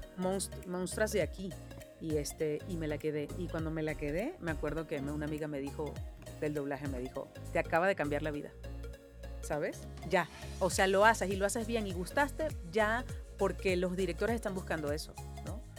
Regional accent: Venezuela; moved away as an adult; now in Mexico; por ser venezolana

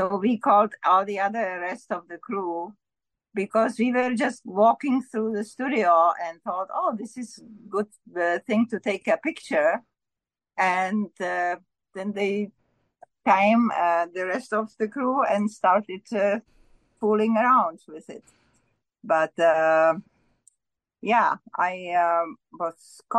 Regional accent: Czechia; also born or lived in Ontario, Canada / Killaloe, Ontario, Canada / North Bay, Ontario, Canada / Milton, Ontario, Canada; now in Vancouver, Canada; I'm originally from Czechoslovakia, now Czech Republic. And I came at the instigation of our Russian brothers when they occupied us. So I came as a refugee.

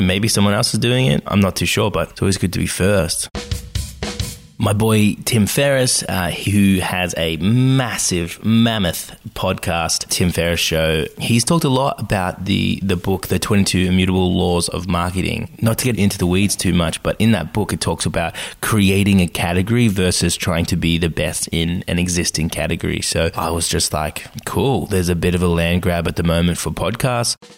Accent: Australia; accent: Australian; I am Australian, as you might tell from the accent

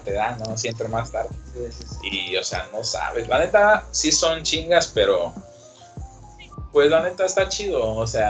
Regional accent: Acapulco, Guerrero, Mexico; also born or lived in Mexico City; soy de Acapulco

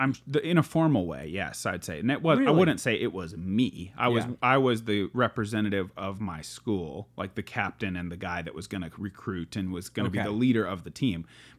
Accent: Philomath, Oregon, United States; My hometown is called Philomath and I made a club called the Philly Disc Slingers.

